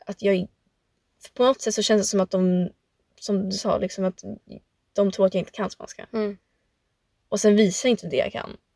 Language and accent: Swedish; Sweden; jag är född, som sagt, född och uppvuxen i Sverige och man känner ju sig som svensk och liksom chilenare.